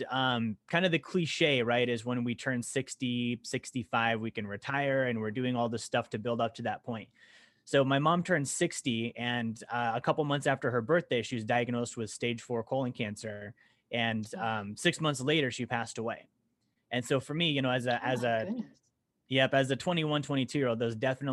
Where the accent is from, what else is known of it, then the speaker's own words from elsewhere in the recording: Alaska, United States; also born or lived in Montana; I grew up in Alaska. Actually, I was born in Montana, moved to Alaska when I was a kid